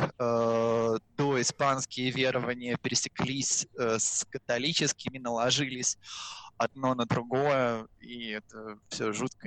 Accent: Russia; now in Mexico; быть русским в Мексике с испанским языком

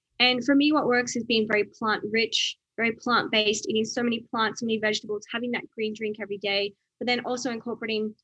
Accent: Outback Australia, Australia; where I grew up in Outback Australia

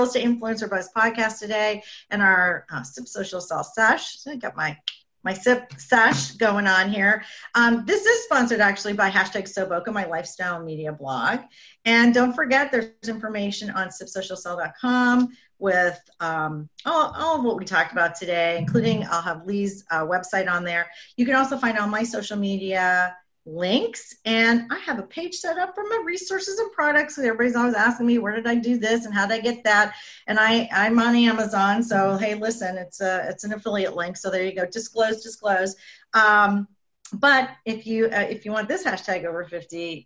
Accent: Canada; I'm Canadian

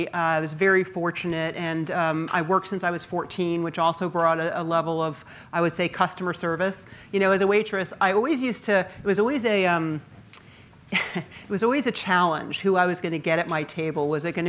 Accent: Rhode Island, United States; born there; And I was born in Rhode Island. My grandparents, both sides were there, all my aunts and uncles, and there were a lot of them.

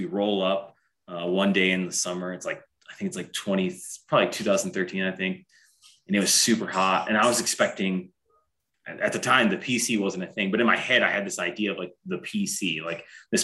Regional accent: Fort Wayne, Indiana, United States; also born or lived in Utah; I'm from Fort Wayne originally

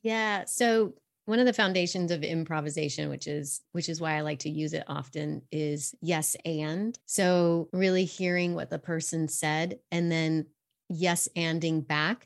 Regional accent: Fort Collins, Colorado, United States; I grew up actually in Fort Collins, Colorado

